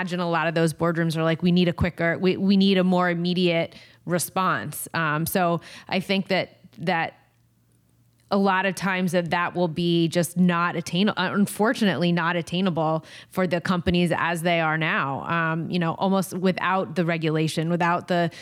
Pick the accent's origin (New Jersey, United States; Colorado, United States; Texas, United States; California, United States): New Jersey, United States; I am from New Jersey. I know the state very well. My whole family's in New Jersey.